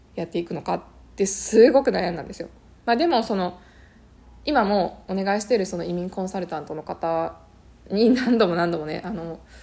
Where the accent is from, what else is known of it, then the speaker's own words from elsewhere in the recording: Japan; moved away as an adult; now in Canada; 私はその日本でずっと諦めていたことをもうこの際、ね、そのカナダに来てあの本当にもうゼロから始める